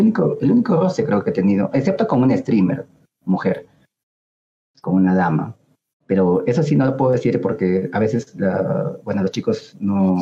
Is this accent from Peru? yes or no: yes; Peru; como ciudadanos, como peruanos